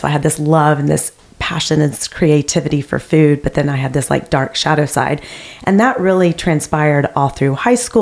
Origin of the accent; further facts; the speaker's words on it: the South, United States; I grew up in the South